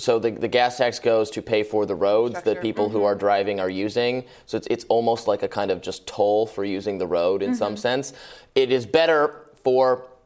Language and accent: English; Michigan, United States; I'm from Michigan.